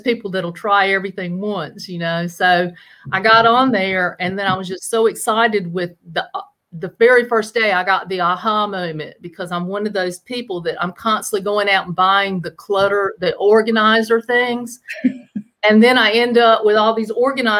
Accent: Chocowinity, North Carolina, United States; accent: Southern twang; you're going to hear the Southern twang now. I'm from Chocowinity, North Carolina

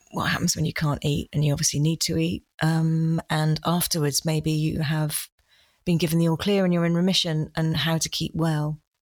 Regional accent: United Kingdom; being typically British

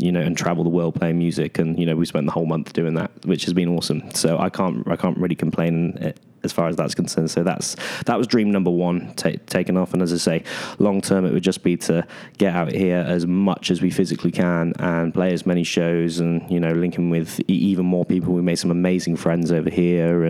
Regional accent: United Kingdom; being a British artist

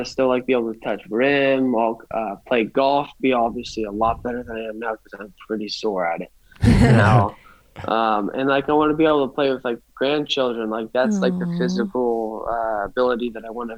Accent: Healdsburg, California, United States; this is my hometown

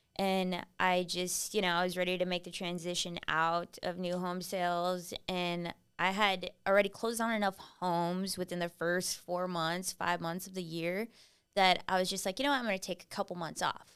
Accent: Kingsville, Texas, United States; now in San Antonio, United States; I grew up in Kingsville, Texas

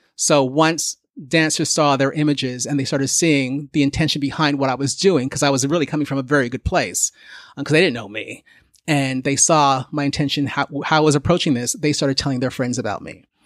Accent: Canada; growing up in Canada where there were so few of us

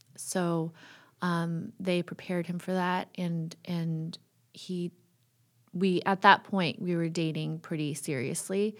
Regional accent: California, United States; also born or lived in Toronto, Canada; I've grown up all around California.

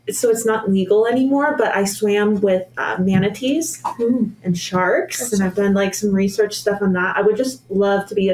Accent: Fort Myers, Florida, United States; now in Pennsylvania, United States

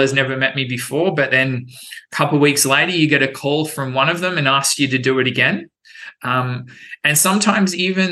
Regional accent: Brisbane, Queensland, Australia; moved away as an adult; also born or lived in United Kingdom; now in Wellington, United States; Back in my home country in Australia

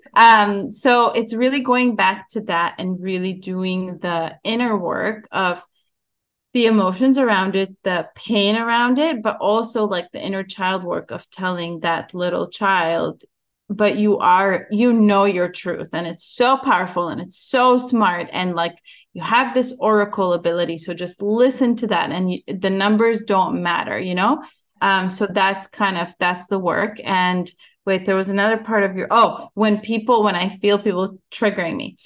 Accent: Ukraine; moved away; I was born in Ukraine

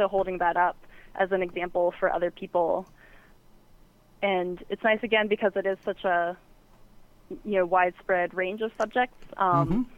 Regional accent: the South, United States; moved away; I'm from the South originally

